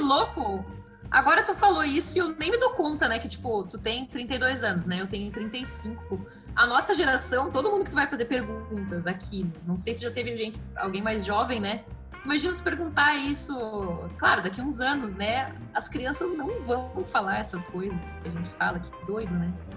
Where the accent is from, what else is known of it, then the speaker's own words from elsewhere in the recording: Santa Cruz do Sul, Rio Grande do Sul, Brazil; Eu nasci no interior do Rio Grande do Sul, numa, numa cidade chamada Santa Cruz do Sul, fica pertinho de Porto Alegre